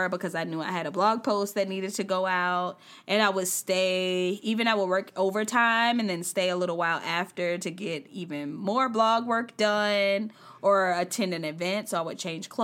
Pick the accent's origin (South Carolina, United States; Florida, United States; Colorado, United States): South Carolina, United States; moved away as an adult; also born or lived in Charlotte, North Carolina; I'm from South Carolina, a straight up like country girl